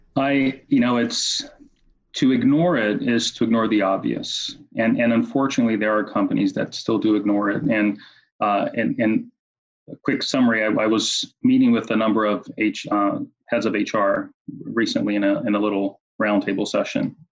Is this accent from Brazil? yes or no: yes; Brazil; moved away as an adult; now in United States; I grew up in Brazil, went to school in Brazil, and after college came to, to the U S.